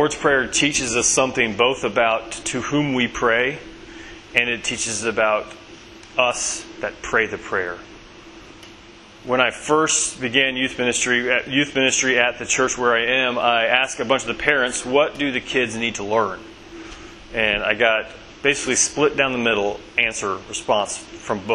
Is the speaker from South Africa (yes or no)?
no; Bentonville, Arkansas, United States; moved away as an adult; now in Somerville, United States; I'm originally from Bentonville, Arkansas